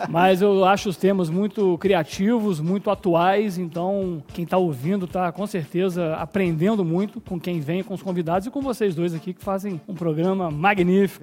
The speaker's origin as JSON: {"language": "Portuguese", "town": "Além Paraíba", "region": "Minas Gerais", "country": "Brazil", "tie": "born or raised there", "also_born_or_lived": "Rio de Janeiro", "moved": "yes", "said": "sou natural de Anem Paraíba"}